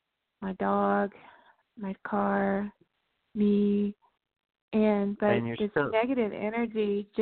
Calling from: Texas, United States; I'm calling from Texas.

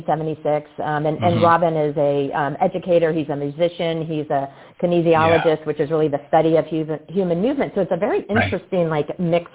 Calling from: Bedford, Texas, United States; I am actually at our Unleash Brands headquarters in Bedford, Texas this week.

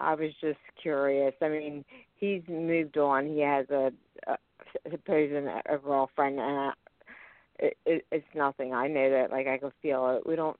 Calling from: Pennsylvania, United States

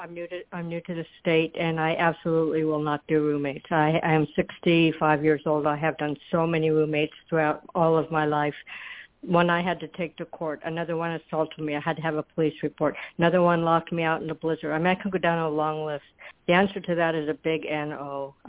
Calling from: Florida, United States; I'm in Florida.

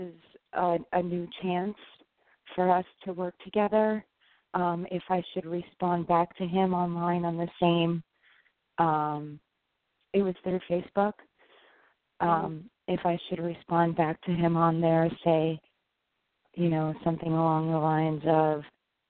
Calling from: upstate New York, United States; I'm calling from New York.

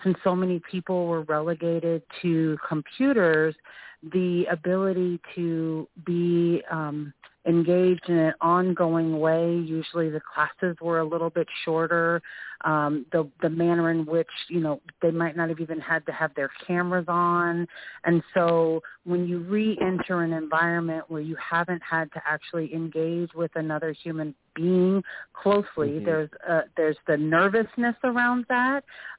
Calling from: Seattle, Washington, United States; I'm calling from Seattle, Executive Director of Education for Technology Access Foundation.

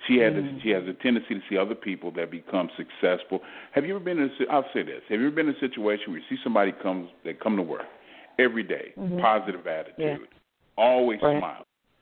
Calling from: Texas, United States; I'm calling from Texas.

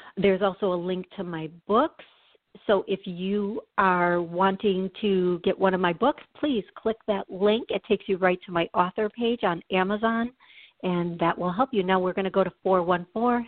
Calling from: Tennessee, United States; I'm calling from Tennessee

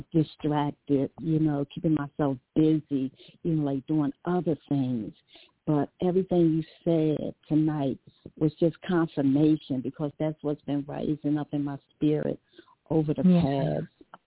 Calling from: Dover, Delaware, United States; I'm calling from Dover, Delaware.

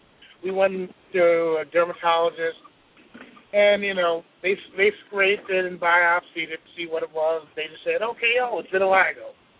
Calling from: Atlanta, Georgia, United States; Atlanta, Georgia.

